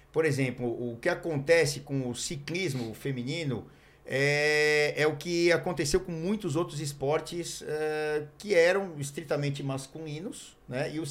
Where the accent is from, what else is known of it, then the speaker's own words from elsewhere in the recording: Curitiba, Paraná, Brazil; É, eu sou de Curitiba, eu vim aqui para São Paulo